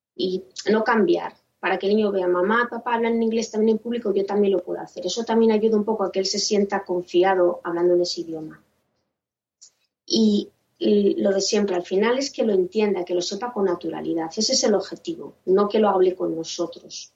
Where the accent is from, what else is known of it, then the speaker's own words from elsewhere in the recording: Spain; personas españolas que, hemos aprendido el, inglés un poco ya de mayores